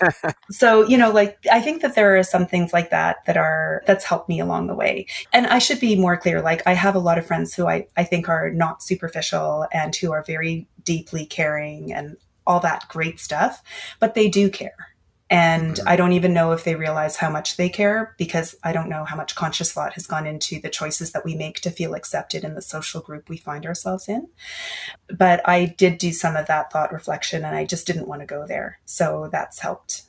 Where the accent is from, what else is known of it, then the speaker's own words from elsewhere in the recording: Canada; also born or lived in Asia; I was born in Asia and my father passed away when we were all very, very young. And so my mom was widowed at 35 and she had three kids. And then she came over to Canada